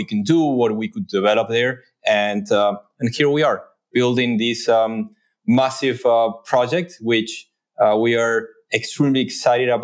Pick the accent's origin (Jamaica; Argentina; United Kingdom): Argentina; Buenos Aires; moved away as an adult; now in New York, United States; I grew up in Buenos Aires, though I've been in New York for the last 12 years.